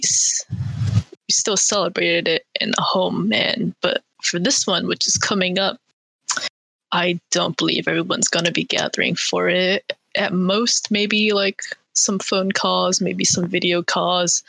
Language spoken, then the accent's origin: English; Bay Area, California, United States; I was also born raised in the Bay Area